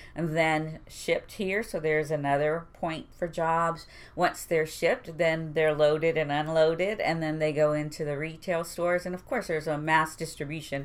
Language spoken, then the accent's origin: English; Houston, Texas, United States; I went to Milby for two and a half years, and I graduated from Stephen F. Austin